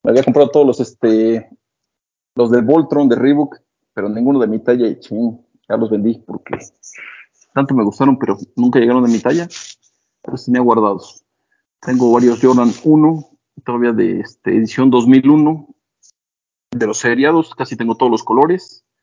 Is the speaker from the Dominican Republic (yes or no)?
no; Mexico City, Mexico; somos chilangos. Pero sí, del 32 llegué a usar varios pares.